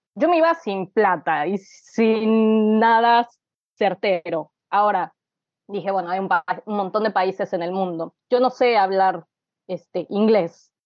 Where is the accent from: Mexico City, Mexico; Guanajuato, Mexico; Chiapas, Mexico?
Mexico City, Mexico; moved away as an adult; now in Buenos Aires, Argentina; nací en Ciudad de México en 1989, Eh, y viví ahí hasta los 26 años, que me vine a vivir a Buenos Aires.